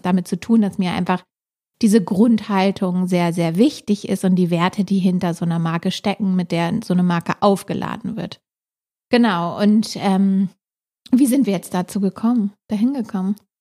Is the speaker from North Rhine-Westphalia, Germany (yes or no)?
no; Hamburg, Germany; wir sind beide ursprünglich aus Hamburg